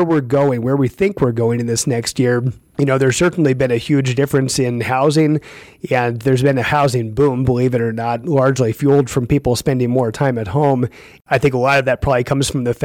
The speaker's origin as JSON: {"language": "English", "region": "Iowa", "country": "United States", "moved": "yes", "said": "I'm from Iowa originally, and I hear from people back in Iowa"}